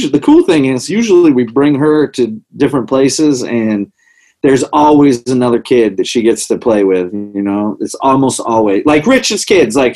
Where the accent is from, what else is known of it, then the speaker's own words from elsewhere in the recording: New Hampshire, United States; we're all from New Hampshire